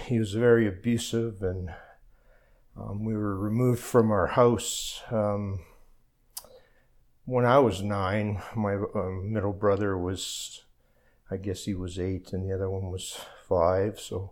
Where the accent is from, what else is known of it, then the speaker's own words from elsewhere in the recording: Calgary, Alberta, Canada; also born or lived in Vancouver; I was born here in Calgary